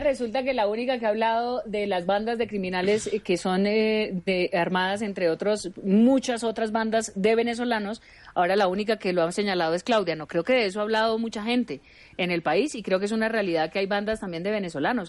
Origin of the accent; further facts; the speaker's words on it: Pamplona, Norte de Santander, Colombia; Yo soy de la frontera, yo soy de Pamplona, norte de Santander, y convivimos con venezolanos desde chiquitos